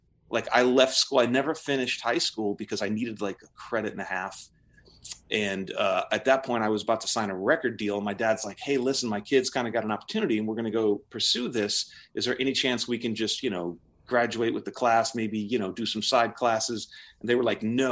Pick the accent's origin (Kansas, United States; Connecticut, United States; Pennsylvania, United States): Connecticut, United States; I grew up in Connecticut, ultimately, kind of right in the middle, and moved around a bunch there